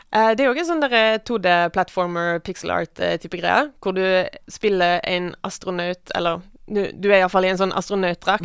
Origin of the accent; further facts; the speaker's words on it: Western Norway, Norway; Jeg vokste opp på landet, på Vestlandet